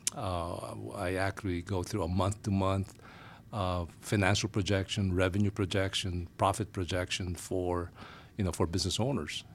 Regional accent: Manila, Metro Manila, Philippines; moved away as an adult; now in United States; I'm originally from Asia, Manila, Philippines, to be exact. Uh, we migrated to the Phi, uh, well, to the U S in the nineties

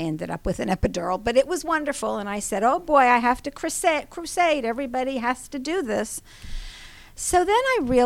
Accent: New York / Long Island, United States; moved away; also born or lived in Atlanta, Georgia; I am a New Yorker mm-hmm. or Long Islander

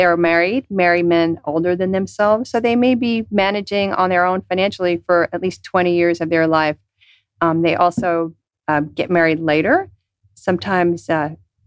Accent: New York, United States; moved away; growing up in New York

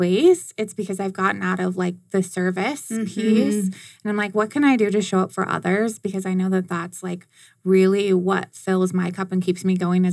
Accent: Arizona, United States; I'm an Arizona native

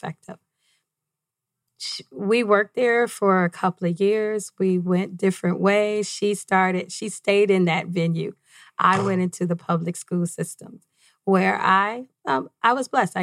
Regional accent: Detroit, Michigan, United States; moved away as an adult; now in Arizona, United States; I grew up in Detroit, Michigan, right off 8 Mile

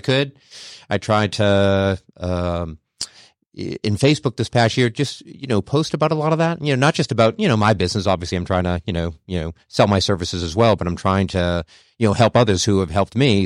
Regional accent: Boston, Massachusetts, United States; moved away as an adult; also born or lived in Charlotte; born and bred in New England, actually in Boston. So my first thirty years there

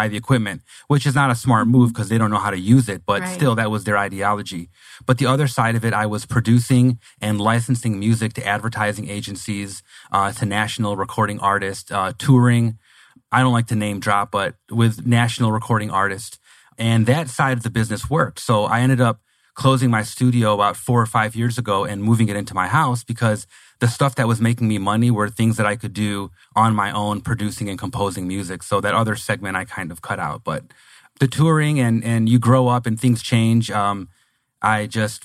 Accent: Detroit, Michigan, United States; moved away as an adult; now in Phoenix, United States; Oh, I'm originally from Michigan, the Detroit metropolitan area. I was born and raised there, lived there my whole life, and have been in Phoenix for less than 2 years now

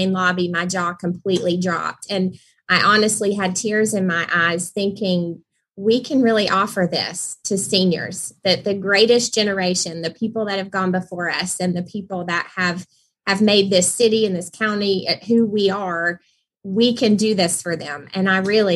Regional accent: Tyrone, Georgia, United States; moved away as an adult; now in Rome, United States; I'm actually from the south side of Atlanta around Tyrone, Peachtree City area

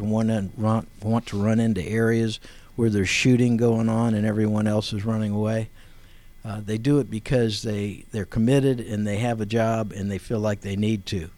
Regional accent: Akron, Ohio, United States; I was born in Akron, Ohio, in 1946.

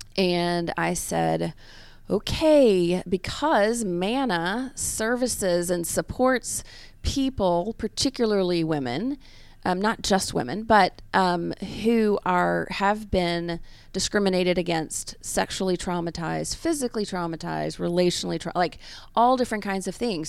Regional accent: Memphis, Tennessee, United States; now in Atlanta, United States; I am from Memphis

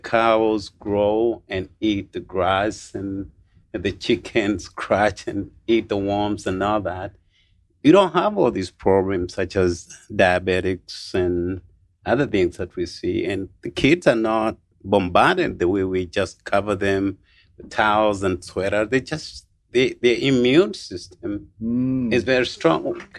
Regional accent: Kenya; moved away; I was born in Kenya.

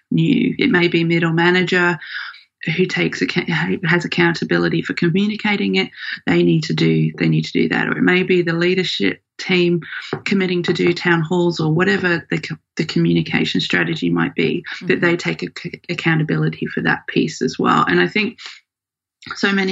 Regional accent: Australia; also born or lived in United Kingdom; thing I always hear when I say I'm from Australia

